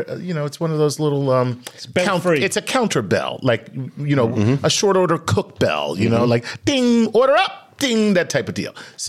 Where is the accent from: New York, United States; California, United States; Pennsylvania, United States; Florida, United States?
New York, United States; New York City; I'm from Queens.